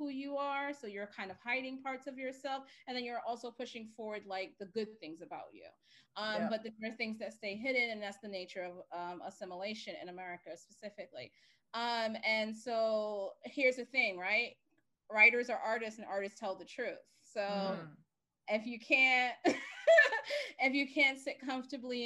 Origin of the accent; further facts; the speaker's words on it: New York City, New York, United States; I grew up in Bed-Stuy, Brooklyn